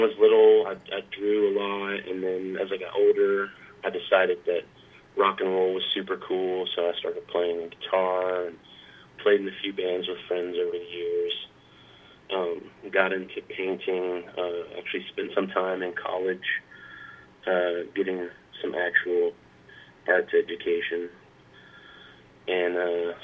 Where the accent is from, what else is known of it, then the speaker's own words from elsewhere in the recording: Jacksonville, Florida, United States; moved away as an adult; now in Nashville, United States; I grew up in Jacksonville, Florida. I'm a sort of quintessential Navy brat. Both my parents were in the Navy, and we landed in Jacksonville, Florida back when I was real young and ended up staying there